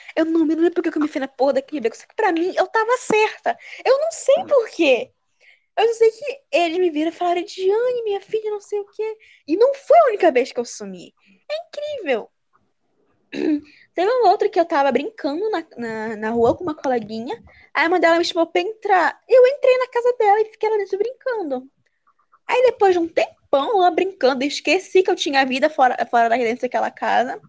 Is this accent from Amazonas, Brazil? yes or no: yes; Manaus, Amazonas, Brazil; also born or lived in Pará; now in Belém, Brazil; eu nasci no Pará, mas a minha infância toda foi em Manaus, no Amazonas.